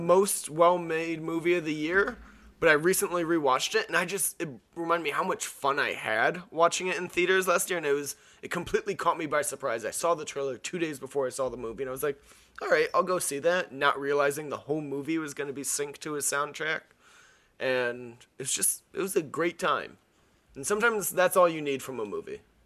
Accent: an hour north of Miami, Florida, United States; I'm from, uh, Miami and I'm from, like, an hour north of Miami

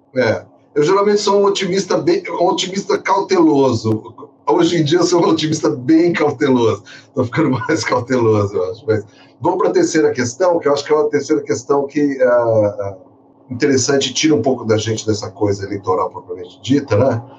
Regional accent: São Paulo, Brazil; na época que eu cresci, eu sou paulista

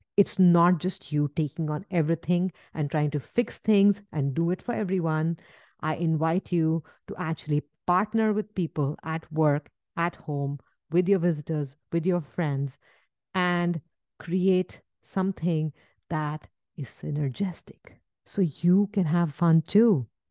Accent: India; moved away; where I come from India

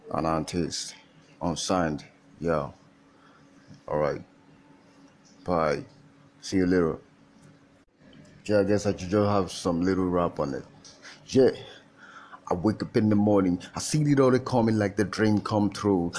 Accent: Nigeria; I'm Nigerian. I came from. I'm, I'm from Nigeria.

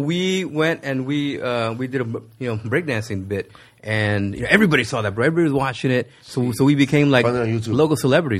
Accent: Los Angeles, California, United States; also born or lived in Michoacán, Mexico / Sun Valley, California; I grew up in Pacoima.

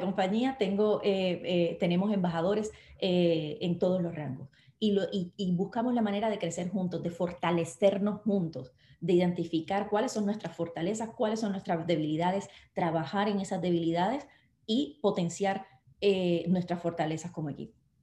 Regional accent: Puerto Rico; nosotros no somos Estado de Estados Unidos

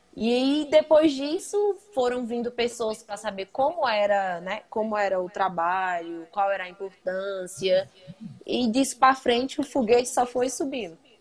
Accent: Brasília, Federal District, Brazil; now in Planaltina, Brazil; Eu sou de Brasília, moro em Planaltina.

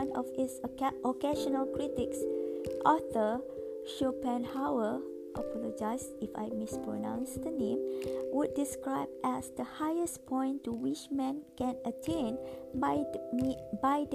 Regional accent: Malaysia; I grew up in Malaysia.

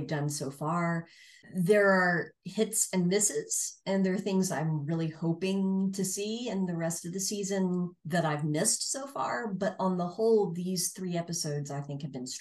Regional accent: Tulsa, Oklahoma, United States; my hometown, Tulsa, Oklahoma

